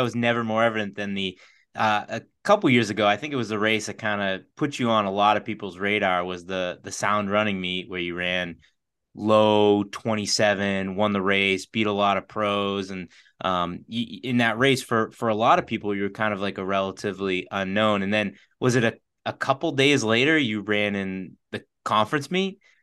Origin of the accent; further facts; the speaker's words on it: Boston, Massachusetts, United States; we're from the Boston area.